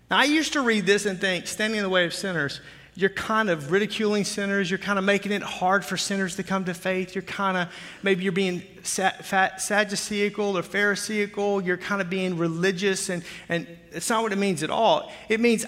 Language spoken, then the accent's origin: English; Arkansas, United States; I'm from Arkansas